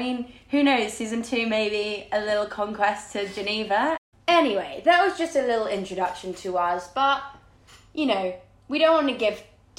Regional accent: London, United Kingdom; We were born here, we were raised here, and we are Londoners, per se.

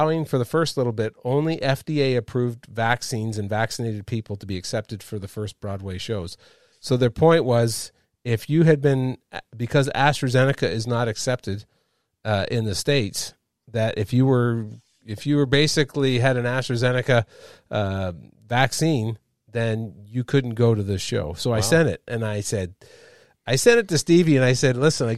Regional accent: Montreal, Quebec, Canada; moved away; I'm a Montrealer

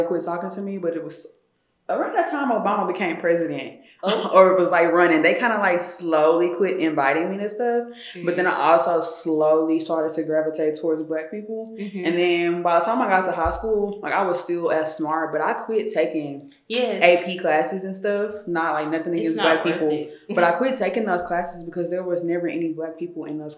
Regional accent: Tyler, Texas, United States; also born or lived in White House, Texas; I'm from East Texas, so Tyler, okay. North Tyler

